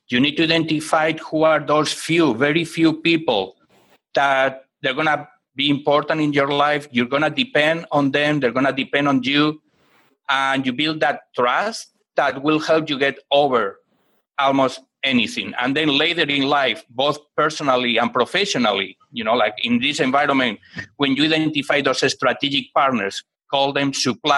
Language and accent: English; Barcelona, Catalonia, Spain; now in United States; I am originally from Spain, from Barcelona. I grew up in a very, very low-income family in a neighborhood